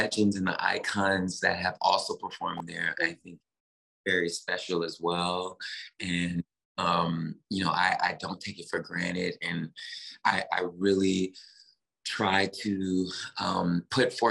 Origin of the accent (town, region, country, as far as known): Memphis, Tennessee, United States; born or raised there; moved away